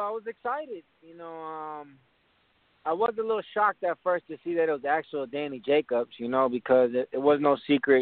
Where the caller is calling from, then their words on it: Florida, United States; I'm calling from Florida.